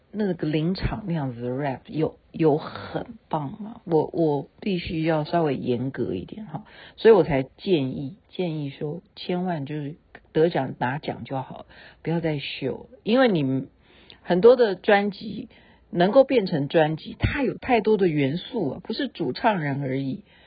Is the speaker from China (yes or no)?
no; Taiwan; 我是台妹啊